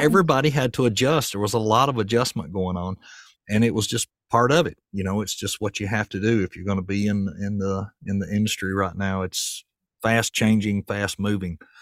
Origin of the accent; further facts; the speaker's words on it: Murfreesboro, Tennessee, United States; moved away as an adult; also born or lived in White House, Tennessee; now in Portland, United States; I'm from Murfreesboro, and when I go back home, I just feel lost. It's not the same place it was when I was a kid.